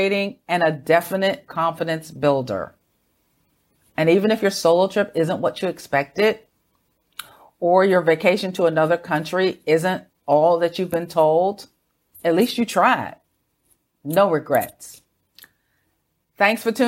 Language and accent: English; United States; moved away; Growing up in America